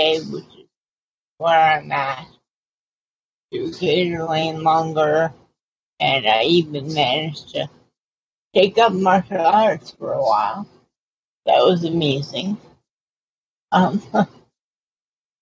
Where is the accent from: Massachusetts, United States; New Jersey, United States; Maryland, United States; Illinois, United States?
Massachusetts, United States; Boston; moved away as an adult; also born or lived in Pennsylvania; now in California, United States; I'm originally from Boston and Cape Cod